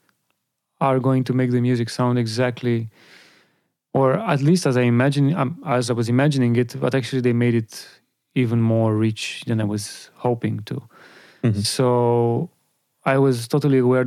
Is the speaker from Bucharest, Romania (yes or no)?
yes; Bucharest, Romania; my hometown